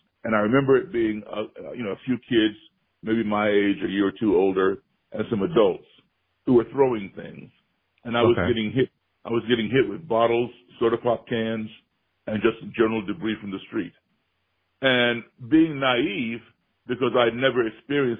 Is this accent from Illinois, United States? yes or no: yes; Chicago, Illinois, United States; my hometown Chicago